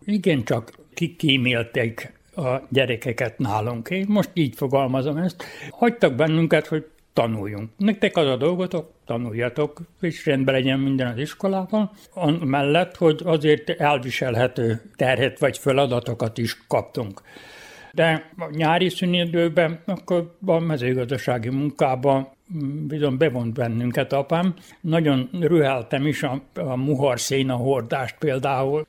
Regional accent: Bácsfeketehegy / Moravica, Vojvodina, Serbia; born or raised there

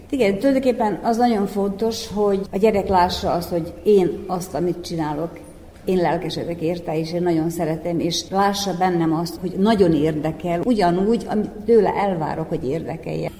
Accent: Skorenovac, Vojvodina, Serbia; Székelykeve, ahol születtem és ahol éltem

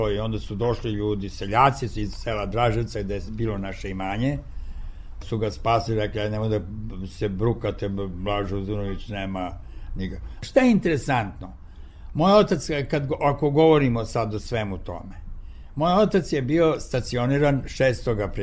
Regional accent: Niš, Nišava District, Serbia; born or raised there; moved away

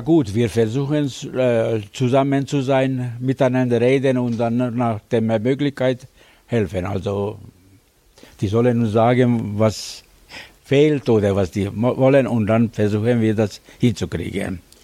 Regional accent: Svetozar Miletić, Vojvodina, Serbia; now in Germany; geboren im Svetozar Milicic, Nemes Milicic. Und seit 54 Jahren lebe ich in Deutschland

